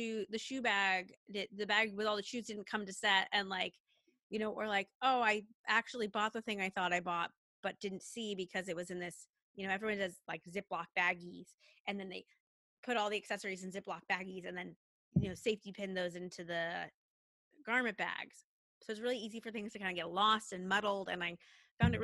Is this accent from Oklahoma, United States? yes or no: no; Redding, California, United States; I hail from Northern California, a little city called Redding